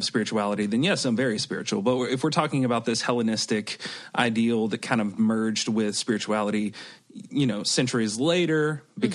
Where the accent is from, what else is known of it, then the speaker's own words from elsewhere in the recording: Bible Belt, the South, United States; moved away as an adult; now in Santa Cruz, United States; I grew up in the Bible Belt